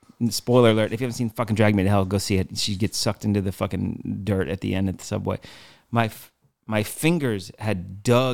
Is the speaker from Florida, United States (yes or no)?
no; Virginia Beach, Virginia, United States; moved away; I grew up in Virginia, so it was extremely like a slow state